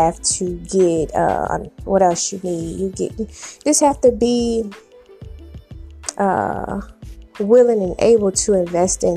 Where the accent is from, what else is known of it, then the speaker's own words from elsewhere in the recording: South Carolina, United States; now in Memphis, United States; I'm from South Carolina